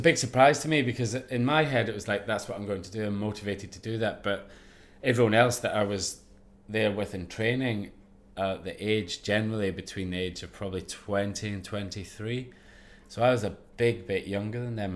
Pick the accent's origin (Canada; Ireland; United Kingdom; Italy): United Kingdom; Ayrshire, Scotland; growing up in Ayrshire, in Scotland